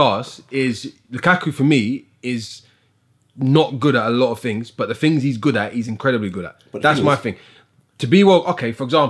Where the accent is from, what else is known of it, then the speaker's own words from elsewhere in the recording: United Kingdom; I'm British and I live here